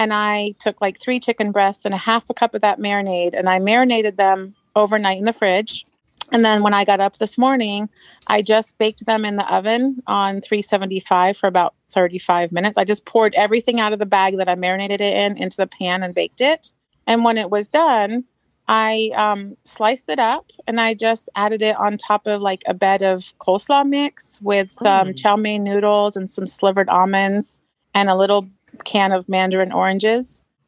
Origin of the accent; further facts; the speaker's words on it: Marysville, Washington, United States; I'm from Marysville, Washington, just so I don't get in trouble.